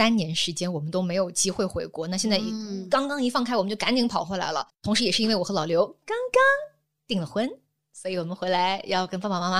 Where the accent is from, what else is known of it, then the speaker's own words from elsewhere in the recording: Guangdong, China; 我是广东人，他是山东人